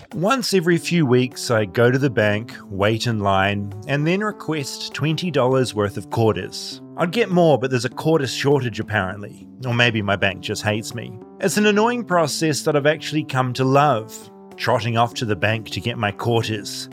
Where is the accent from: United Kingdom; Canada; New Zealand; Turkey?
New Zealand; moved away as an adult; now in Los Angeles, United States; a New Zealander accidentally marooned in America